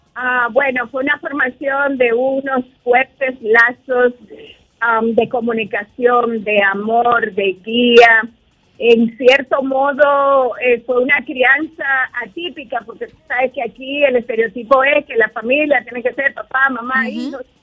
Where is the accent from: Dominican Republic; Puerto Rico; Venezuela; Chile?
Dominican Republic; como dominicana, yo soy una mamá como todas las dominicanas